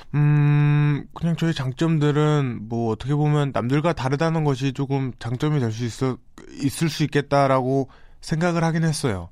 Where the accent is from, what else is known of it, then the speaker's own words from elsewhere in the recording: South Korea; also born or lived in Itaewon, Seoul; 한국에서 어떻게 보면 이제 19년을 살았다 보니까